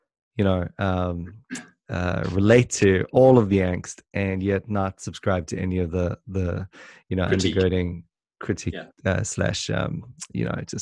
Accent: South Africa; I was born in South Africa at the wrong time

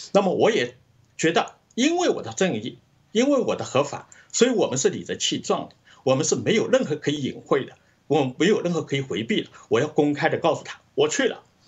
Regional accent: China; moved away; 我们来自中国、经历过共产党的这种迫害

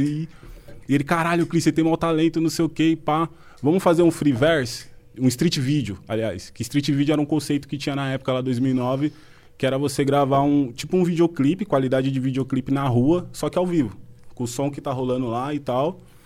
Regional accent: Brazil; nós crescemos junto lá no Fontales

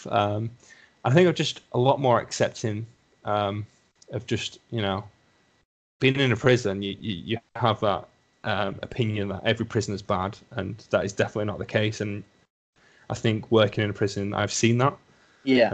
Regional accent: Lancashire, North West England, United Kingdom; accent: thick Lancashire; My thick Lancashire accent, yeah. My lovely Lancashire accent

